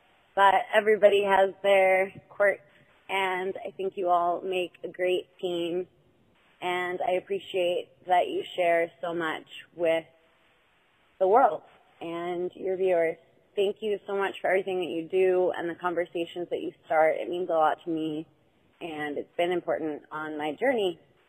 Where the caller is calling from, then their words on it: Maryland, United States; I'm from Maryland.